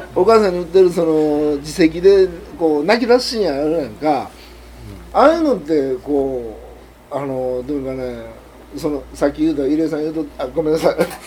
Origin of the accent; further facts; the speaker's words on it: Japan; 在日韓国人